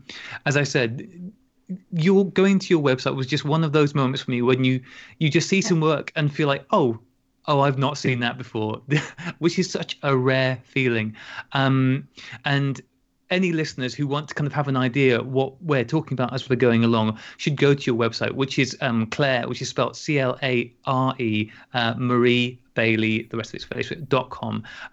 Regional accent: Llanrwst, Wales, United Kingdom; moved away; I largely grew up in North Wales, so I know what it's like up there. Just down the other side of the estuary, I was Llanrwst.

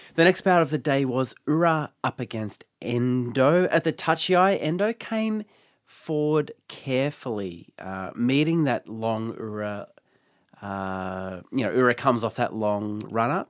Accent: Geelong, Victoria, Australia; also born or lived in Melbourne; I grew up in Geelong, which is outside of Melbourne.

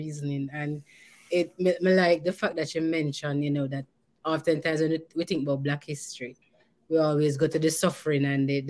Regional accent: Jamaica; now in Canada; I'm not Caribbean, I'm Jamaican

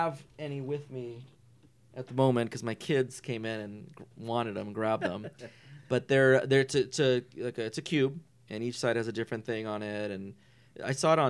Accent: Norwalk, California, United States; also born or lived in Santa Fe Springs; now in Whittier, United States; I live in Whittier, not too far from here, and I was raised in Norwalk. I'm from Norwalk

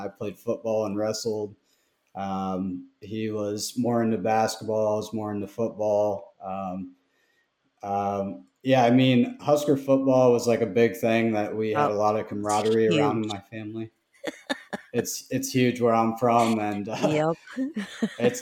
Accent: Fremont, Nebraska, United States; I'm from Fremont, which is, it's probably a town of 25,000.

